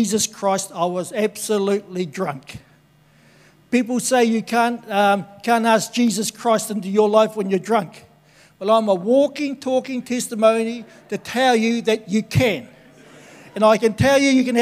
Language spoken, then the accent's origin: English; Tokoroa, Waikato, New Zealand; born and bred in Tokoroa